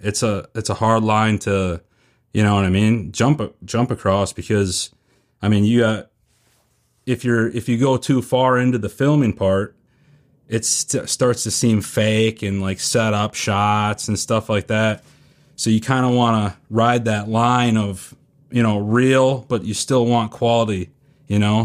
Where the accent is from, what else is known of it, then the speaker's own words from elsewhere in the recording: Northeast Wisconsin, United States; moved away as an adult; also born or lived in Northeast Iowa; now in Iowa, United States; I'm from Northeast Wisconsin. I moved to Iowa a year ago, Northeast Iowa